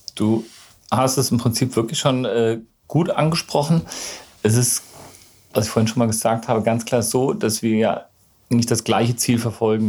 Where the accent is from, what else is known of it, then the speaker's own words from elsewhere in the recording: Gießen, Hesse, Germany; moved away as an adult; now in Freiburg, Germany; Ich komme ursprünglich aus Gießen, das ist im schönen Mittelhessen